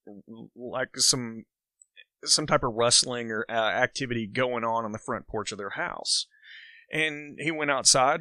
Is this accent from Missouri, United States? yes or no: no; Lawrenceburg, Kentucky, United States; growing up in Lawrenceburg